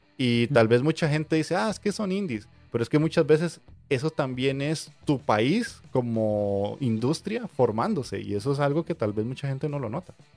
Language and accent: Spanish; Costa Rica; aquí en mi país